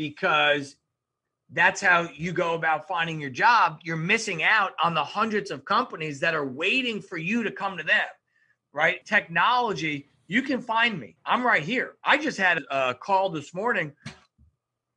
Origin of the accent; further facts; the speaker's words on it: New York, United States; I am from New York